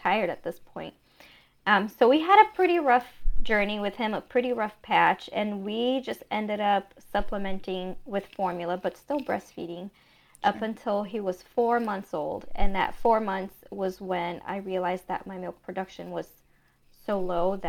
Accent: Brazil; moved away; I was born and raised in Brazil

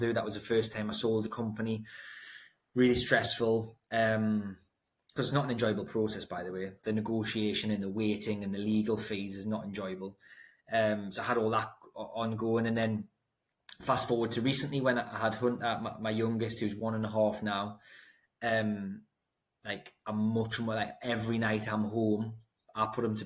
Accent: Newcastle upon Tyne, North East England, United Kingdom; I grew up in Throckley, Newcastle upon Tyne, if anyone knows where that is, in a block of flats

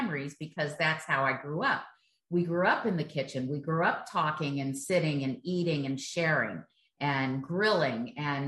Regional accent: Miami Beach, Indiana, United States; moved away as an adult; also born or lived in San Francisco; I moved from growing up in Miami Beach, mother remarried, moved to Indiana, wonderful lake summers and wonderful Indiana growing up there.

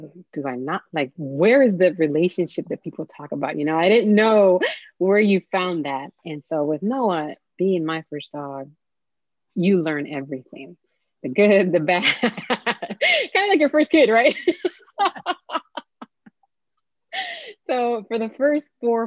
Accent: Miami, Florida, United States; I grew up in Miami

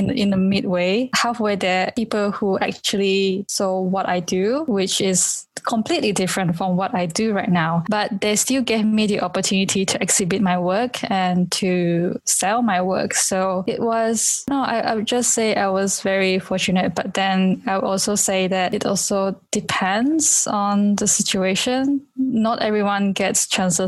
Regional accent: Kuching, Sarawak, Malaysia; also born or lived in London; my hometown in this small Kuching

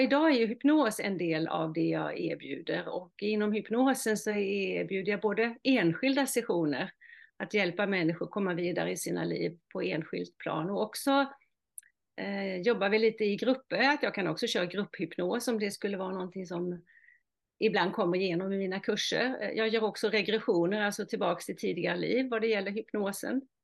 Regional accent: Halland County, Sweden; accent: mix of Halland and Småland dialect; also born or lived in Oskarshamn, Småland; now in Norrtälje, Sweden; min start är ju att jag är född i Halland, vilket eh, förklarar min eh, dialekt lite grann. Och sen har jag bott i Småland, i Oskarshamn, i 25 år, så jag har en blandning av halländska och småländska

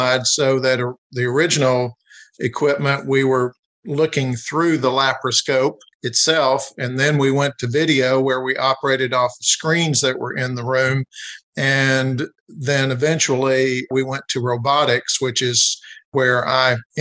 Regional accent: Jessamine County, Kentucky, United States; But I was raised in Jessamine County, which is just south of Lexington here in central Kentucky

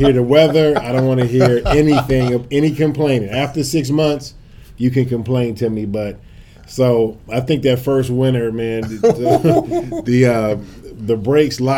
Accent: St. Louis, Missouri, United States; moved away as an adult; also born or lived in Tallahassee, Florida / South Florida; now in St. Louis, United States; I'm from St. Louis originally.

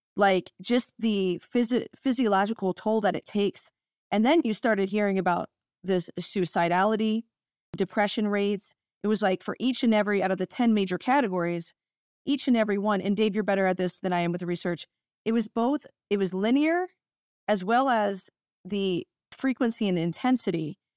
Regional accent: United States; now in Washington State, United States; I'm from Ohio in Pennsylvania area

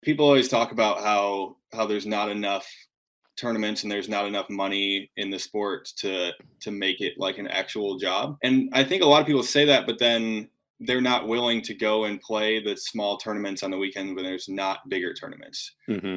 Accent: Grand Rapids, Michigan, United States; I'm from from Grand Rapids, Michigan originally

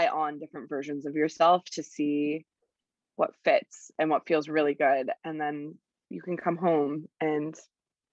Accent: Toronto, Ontario, Canada; moved away as an adult; also born or lived in Nicaragua; I am originally from Toronto

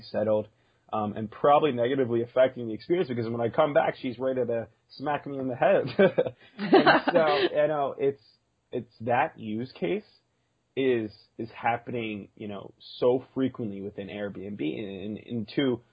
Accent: Philadelphia, Pennsylvania, United States; also born or lived in Virginia; I'm actually from Philadelphia.

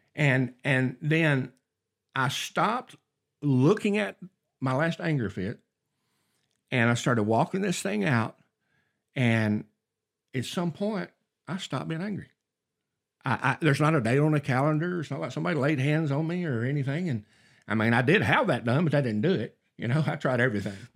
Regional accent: North Alabama, United States; I grew up in North Alabama

